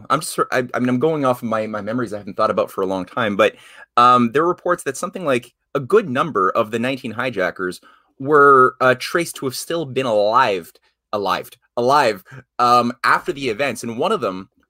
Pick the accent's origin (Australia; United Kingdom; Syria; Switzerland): Syria; I am from Syria. I have family there.